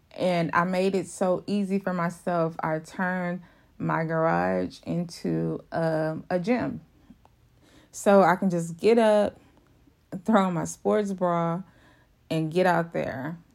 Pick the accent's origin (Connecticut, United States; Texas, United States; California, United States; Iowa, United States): Texas, United States; Houston; I'm from Houston, Texas. Uh, I, I don't live in Houston, but I'm, I'm the outskirts of Houston